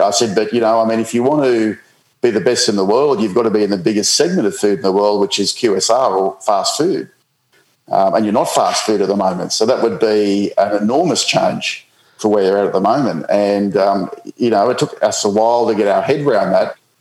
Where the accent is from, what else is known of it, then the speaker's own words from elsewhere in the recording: Coffs Harbour, New South Wales, Australia; moved away as an adult; also born or lived in New Zealand / Middle East / United Kingdom; growing up in Coffs Harbour